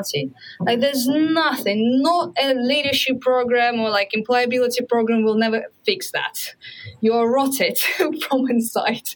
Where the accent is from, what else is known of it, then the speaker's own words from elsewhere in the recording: Russia; moved away; I'm Russian and this is the part of me.